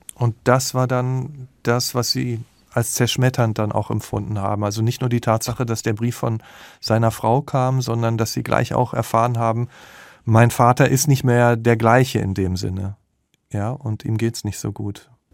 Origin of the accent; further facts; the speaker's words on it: Dortmund, North Rhine-Westphalia, Germany; Ich komme nämlich auch aus dem Ruhrgebiet